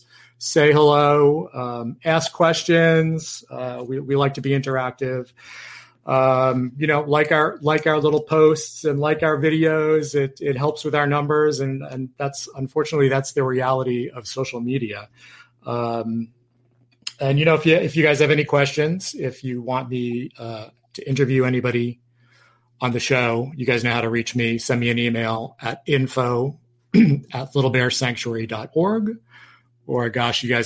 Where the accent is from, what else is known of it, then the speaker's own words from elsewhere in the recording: Yonkers, New York, United States; moved away; I'm from New York